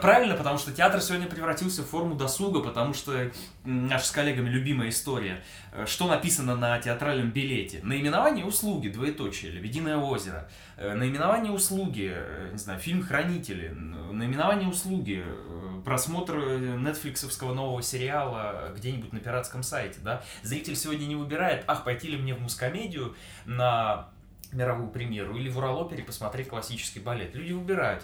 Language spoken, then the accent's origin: Russian; Omsk, Omsk Oblast, Russia; also born or lived in Saint Petersburg; now in Yekaterinburg, Russia; Родился я в Омске, и в паспорте записан именно этот э, русский город